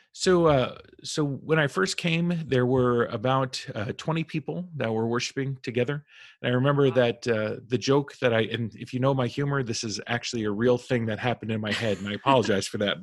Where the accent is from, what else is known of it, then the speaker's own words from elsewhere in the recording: Albany, New York, United States; now in New York City, United States; i was born and raised in New York, mm. and so we're originally from upstate Albany, the Albany area